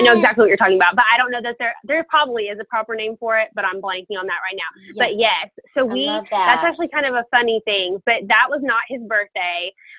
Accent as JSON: {"language": "English", "country": "France", "tie": "born there", "said": "all of my family is from England, and I was born in France."}